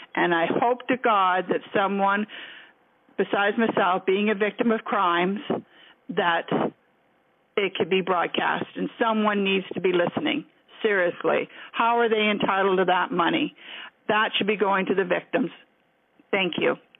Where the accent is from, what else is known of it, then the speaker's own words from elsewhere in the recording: Nova Scotia, Canada; I'm from Nova Scotia